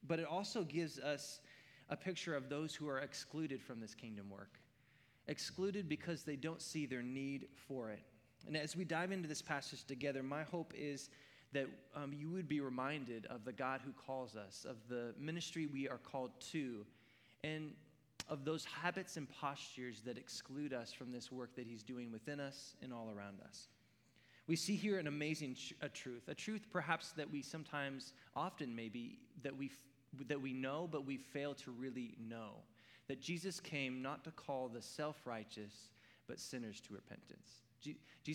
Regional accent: Oregon, United States; I grew up in Oregon

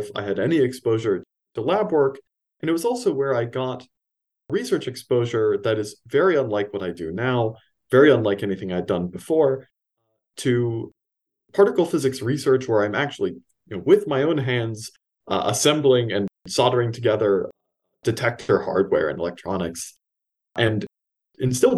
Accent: Los Angeles, California, United States; moved away as an adult; also born or lived in East Coast, United States; I grew up in Los Angeles, California, born and raised, and then moved down to the East Coast for college

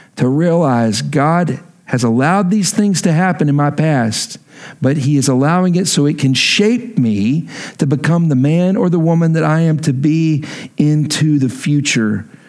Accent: Texas, United States; moved away; I'm from Texas

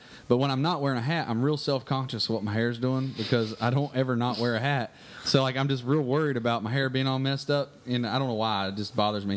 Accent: Southern United States, United States; I am a hillbilly. I am a Southerner

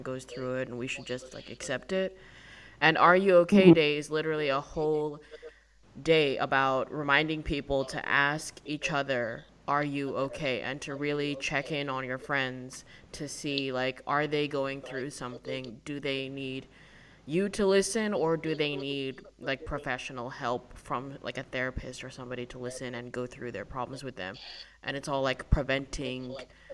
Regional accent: Australia; moved away; I'd go into a shop in my hometown. I'm not from, like, a big city.

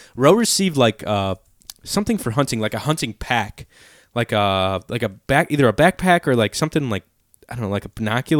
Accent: Northwest Indiana, United States; I'm from Northwest Indiana.

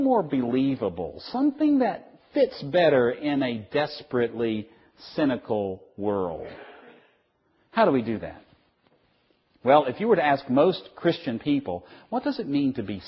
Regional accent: the South, United States; I'm from the South.

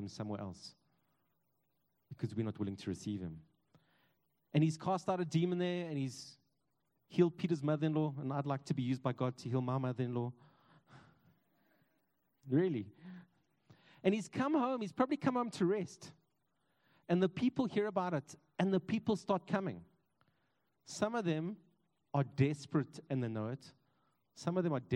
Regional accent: East Rand, Gauteng, South Africa; I grew up on the East Rand

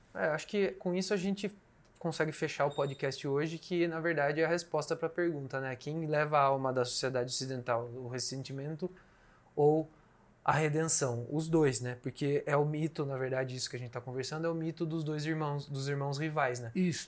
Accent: Brazil

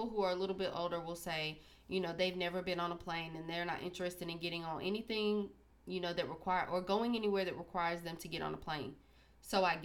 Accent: Sanford, North Carolina, United States; I'm from Sanford, North Carolina

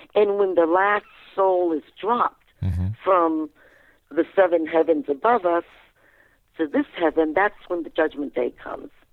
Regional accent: Fredericksburg, Virginia, United States; I was born and raised in Fredericksburg, Virginia.

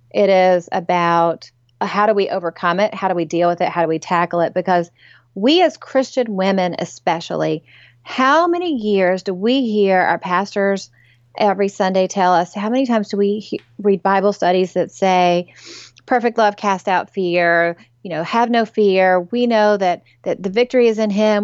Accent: East Tennessee, United States; moved away as an adult; also born or lived in Memphis / New England / South Florida; now in Nashville area, United States; for all the girls growing up in East Tennessee

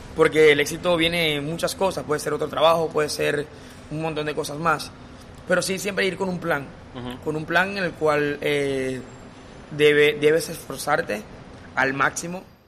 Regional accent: Zulia, Venezuela; moved away as an adult; now in Barranquilla, Colombia; llevo 6 años viviendo acá en Barranquilla, soy de Venezuela, migrante de Venezuela

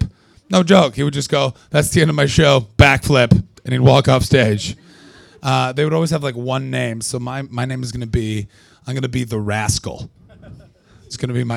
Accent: Canada; moved away; I'm from Canada

